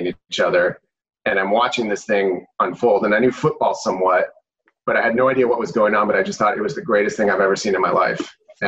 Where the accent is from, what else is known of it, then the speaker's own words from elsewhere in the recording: Arizona, United States; moved away as an adult; also born or lived in Washington, District of Columbia, United States; now in Napa Valley, United States; I'm originally from Arizona. Family's from Texas. I went to school in DC and lived out there for years.